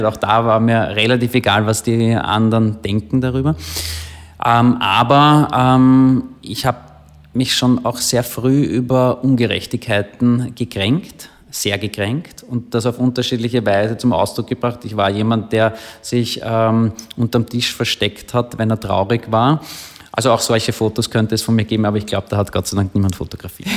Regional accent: Klosterneuburg, Lower Austria, Austria; Ich bin in Klosterneuburg aufgewachsen

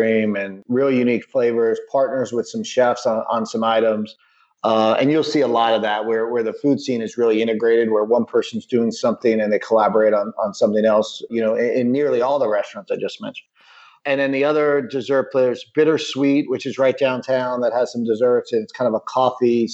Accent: New York, United States; now in Raleigh, United States; I'm a New Yorker

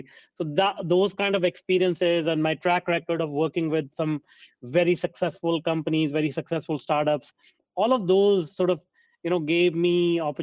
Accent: India; I grew up in India, and a small town

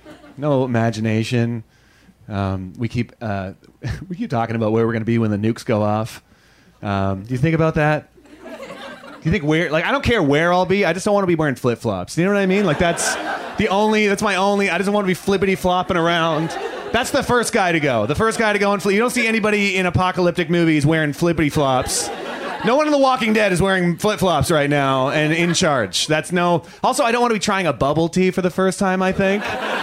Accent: Canada; moved away as an adult; now in Los Angeles, United States; I've almost been in LA for almost a year, which is, I moved here from Canada about a year ago.

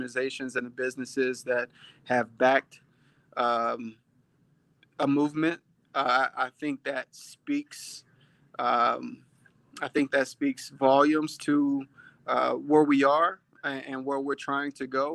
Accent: Tennessee, United States; now in Houston, United States; I grew up in Tennessee

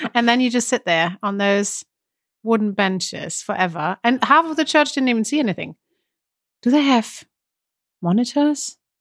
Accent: Germany; I'm German

